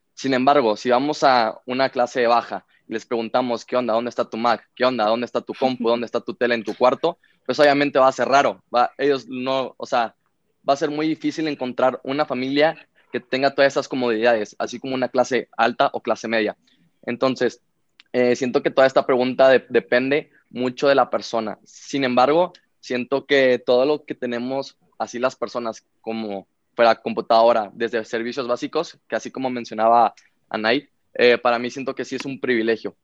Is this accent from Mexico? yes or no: yes; Monterrey, Nuevo León, Mexico; Yo vengo de Monterrey, Nuevo León